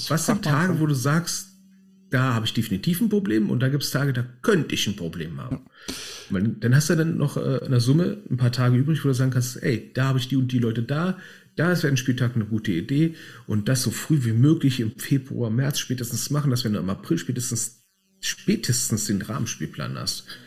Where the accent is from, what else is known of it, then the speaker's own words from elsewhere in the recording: Berlin, Germany; wir sind halt Berliner